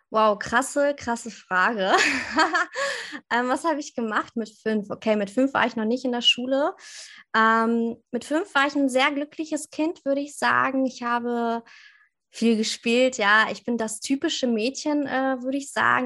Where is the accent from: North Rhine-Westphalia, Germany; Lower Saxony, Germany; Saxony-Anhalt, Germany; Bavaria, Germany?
Lower Saxony, Germany; near Hanover; ich komme aus der Nähe von Hannover.